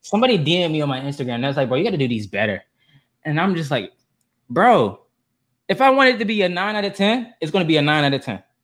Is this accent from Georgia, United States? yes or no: yes; Atlanta, Georgia, United States; I'm from Atlanta. I'm a Southern boy